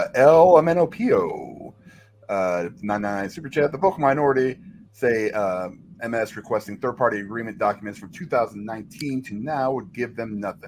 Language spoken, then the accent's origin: English; Texas, United States; I'm not anti-gun. I'm very Texan.